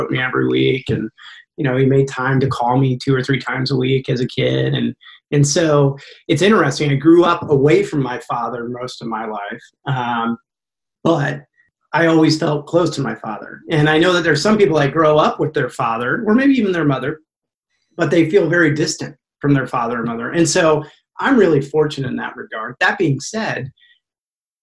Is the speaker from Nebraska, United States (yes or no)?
yes; Lincoln, Nebraska, United States; also born or lived in Long Beach, California / South Carolina; my mom came back to Lincoln, Nebraska. And so we lived with my grandma for several years here in Lincoln, Nebraska